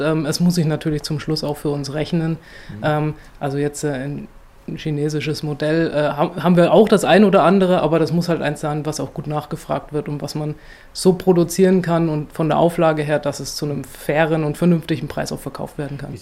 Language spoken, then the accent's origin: German; Sonneberg, Thuringia, Germany; Ich bin selbst in Sonneberg äh, geboren und aufgewachsen